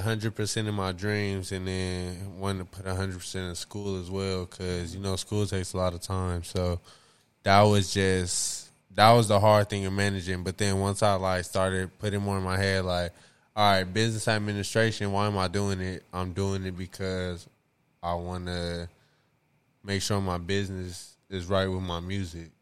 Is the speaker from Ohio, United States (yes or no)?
no; Compton, California, United States; growing up in Compton